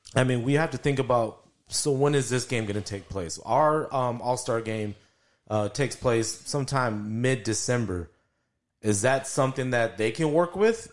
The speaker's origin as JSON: {"language": "English", "town": "El Paso", "region": "Texas", "country": "United States", "tie": "born or raised there", "said": "born and raised in El Paso, grew up here"}